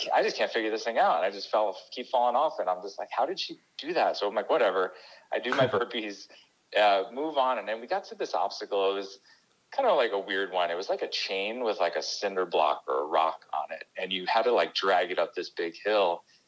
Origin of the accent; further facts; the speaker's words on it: New York, United States; also born or lived in Connecticut; I grew up in on the East Coast in New York